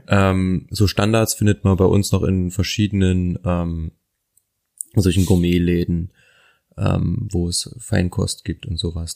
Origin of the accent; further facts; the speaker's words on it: Thuringia, Germany; Ich komme aus Thüringen. Meine Eltern haben Anfang der 2000er ein Haus gebaut und natürlich hatten wir im Keller auch einen Partyraum.